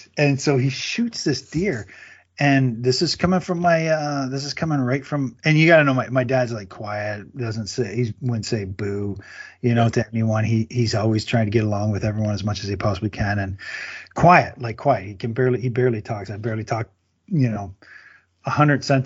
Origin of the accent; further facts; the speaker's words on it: near Windsor, Ontario, Canada; I grew up in Canada, and I grew up, you know, near Windsor, Ontario, Detroit, Windsor border.